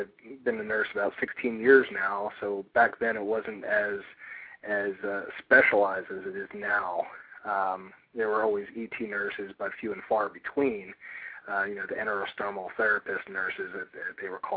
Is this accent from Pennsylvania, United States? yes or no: yes; Philadelphia, Pennsylvania, United States; also born or lived in Douglasville, Pennsylvania; I was born and raised in Philadelphia.